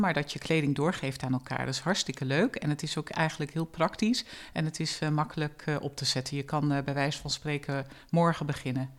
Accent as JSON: {"language": "Dutch", "town": "Zwolle", "region": "Overijssel", "country": "Netherlands", "tie": "born or raised there", "also_born_or_lived": "Enschede / Arnhem", "said": "Ik ben eh, geboren in Zwolle. Ik heb eh, mijn jeugd in eh, Zwolle doorgebracht"}